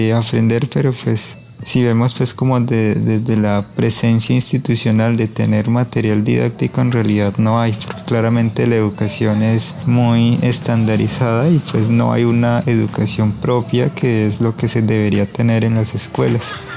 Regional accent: San Pedro de los Lagos, Amazonas, Colombia; first language Ticuna; Spanish is a second language; yo soy de San Pedro de los Lagos, del clan Paujil

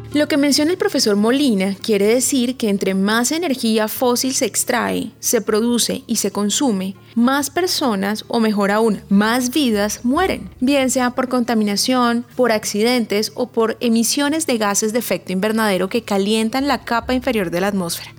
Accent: Valle del Cauca, Colombia; moved away; nací y crecí en el Valle del Cauca

